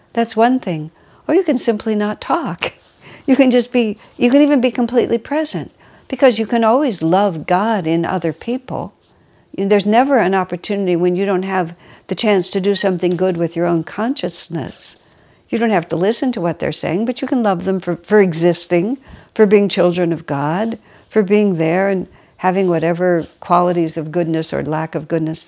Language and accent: English; United States; I'm American